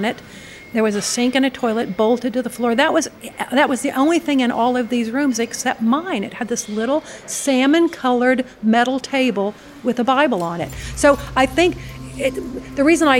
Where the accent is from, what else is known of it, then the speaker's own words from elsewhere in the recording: United States; I'm an American